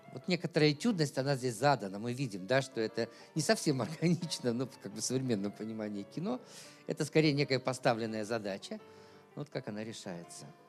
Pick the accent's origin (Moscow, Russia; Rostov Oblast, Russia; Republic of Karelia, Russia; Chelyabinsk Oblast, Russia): Chelyabinsk Oblast, Russia; Chelyabinsk; сам я родился в Челябинске